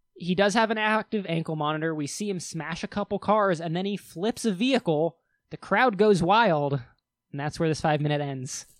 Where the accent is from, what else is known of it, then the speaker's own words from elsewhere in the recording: Wyoming, United States; we are both from Wyoming